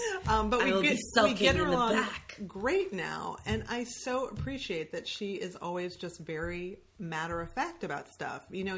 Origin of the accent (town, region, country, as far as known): Michigan, United States